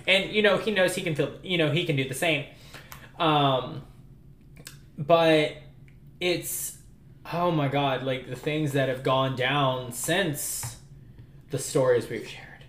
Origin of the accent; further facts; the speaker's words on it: New Orleans, Louisiana, United States; moved away; I'm originally from New Orleans